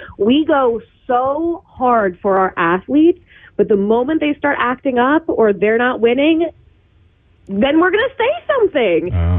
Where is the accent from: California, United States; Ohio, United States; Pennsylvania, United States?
Pennsylvania, United States; Philadelphia; moved away as an adult; also born or lived in Austin; now in Los Angeles, United States; I'm from the Philadelphia area, and we had a jail cell in the basement.